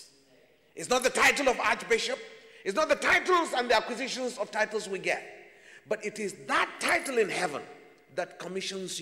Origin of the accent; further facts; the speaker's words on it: Nigeria; as a Nigerian